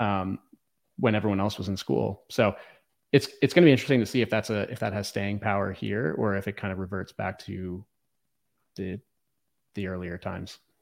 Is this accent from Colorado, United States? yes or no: no; Virginia, United States; also born or lived in Los Angeles, California / Philadelphia; now in Austin, United States; I grew up in the woods of Virginia, kinda, uh, in the rural area